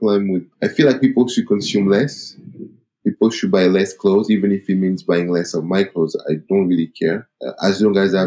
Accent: Paris, Île-de-France, France; I'm an African guy from Cameroon that was born and raised in Paris

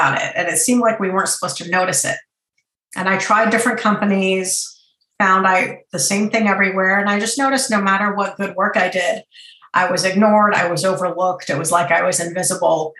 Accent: Boston, Massachusetts, United States; also born or lived in Iran; I'm from Iran originally, but grew up in suburban Boston

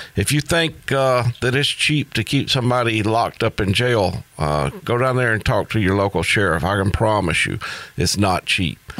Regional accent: United States; being an American

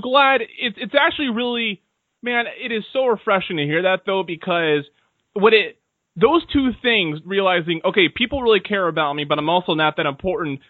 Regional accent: Seattle, Washington, United States; now in Washington, D.C., United States; I'm also from Seattle

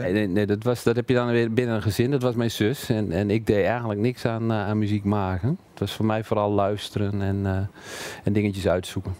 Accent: Emmen, Drenthe, Netherlands; moved away as an adult; also born or lived in Twente / Zwolle; now in Hengelo, Netherlands; ik ben geboren in Drenthe, in Emmen

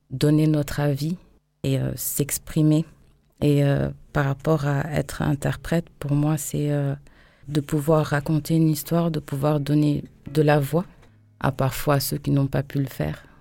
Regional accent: Bissau, Guinea-Bissau; moved away; je suis euh, née de parents euh, bissau-guinéens et capverdiennes. Je suis née à Bissau, en Guinée-Bissau, pays de l'Afrique de l'Ouest.

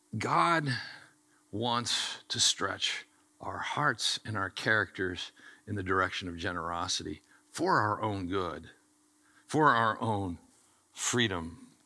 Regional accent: United States; I was born in America and I get to pastor this church

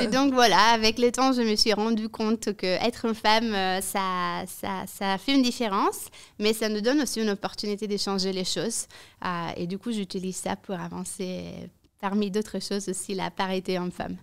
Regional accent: Italy; French is a second language; now in Brussels, Belgium; je suis rentrée en Italie. Je suis italienne à la base. Euh, je n'avais jamais travaillé en Italie

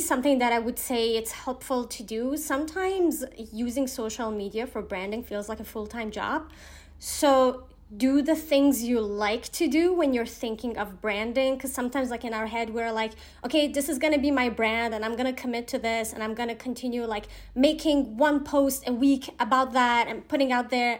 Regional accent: Iran; I'm from Iran

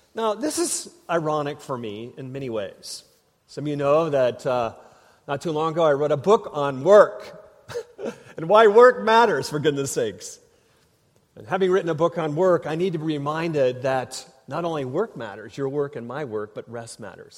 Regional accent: Minnesota, United States; moved away; I grew up in Minnesota

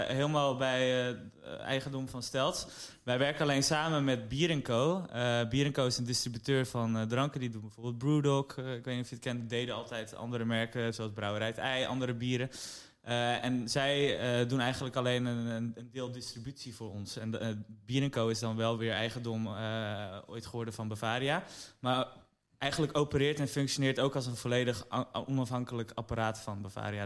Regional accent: Amsterdam, North Holland, Netherlands; we zijn opgegroeid in Amsterdam, dus onze hele sociale kring was hier

